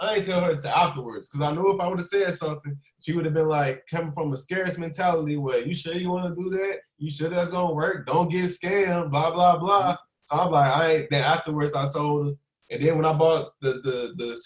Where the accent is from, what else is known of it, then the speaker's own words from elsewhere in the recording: Chicago, Illinois, United States; now in California, United States; I'm from Chicago